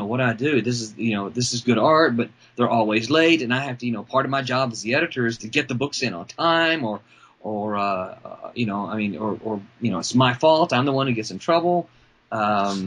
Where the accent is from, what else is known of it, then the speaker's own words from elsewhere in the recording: Brandon, Mississippi, United States; also born or lived in Memphis area; I grew up in Brandon, Mississippi, which is about 10 miles outside of Jackson